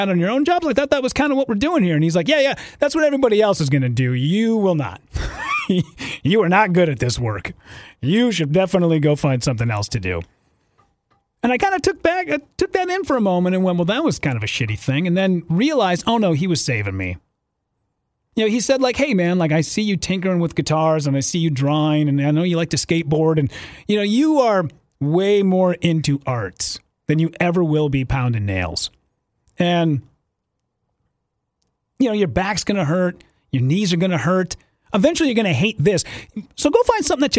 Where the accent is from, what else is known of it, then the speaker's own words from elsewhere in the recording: northern Minnesota, United States; moved away; a small town, northern Minnesota.